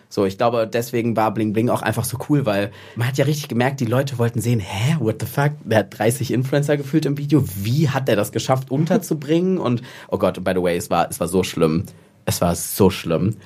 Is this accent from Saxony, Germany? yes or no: no; Cologne, North Rhine-Westphalia, Germany; ich komme aus Köln, bin jetzt in Düsseldorf verbotenerweise